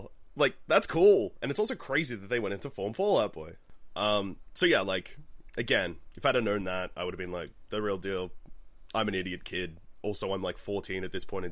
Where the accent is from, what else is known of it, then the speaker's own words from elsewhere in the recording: Melbourne, Victoria, Australia; I'm from Melbourne.